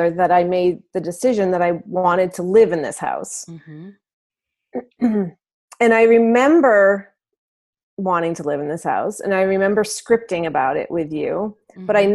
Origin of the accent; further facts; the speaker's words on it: Maine, United States; I'm from Maine